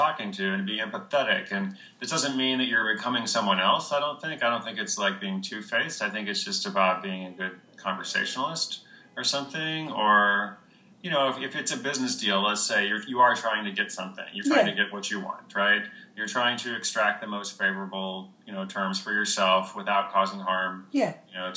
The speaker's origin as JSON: {"language": "English", "country": "United States", "tie": "born or raised there", "said": "I was born in America"}